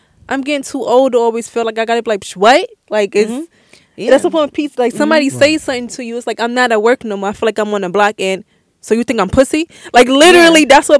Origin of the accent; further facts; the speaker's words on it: New York City, New York, United States; I grew up in Brownsville.